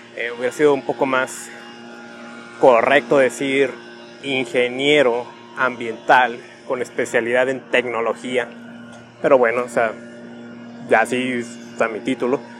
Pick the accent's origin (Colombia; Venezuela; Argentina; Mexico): Mexico; Tijuana, Baja California; soy de Tijuana